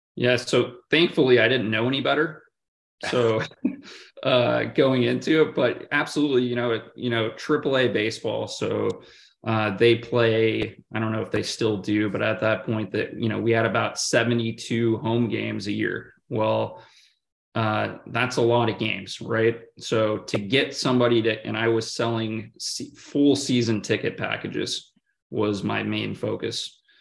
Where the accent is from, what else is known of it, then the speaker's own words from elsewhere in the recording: Oregon, United States; moved away as an adult; also born or lived in Kansas / Oklahoma City / Santa Clara, California; now in Atlanta, United States; grew up in in the state of Oregon, and and so personally, I've, I've always been a an, an Oregon Duck